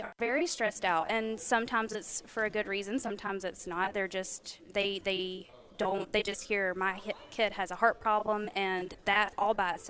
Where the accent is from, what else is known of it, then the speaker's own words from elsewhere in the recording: Georgia, United States; I'm from Georgia.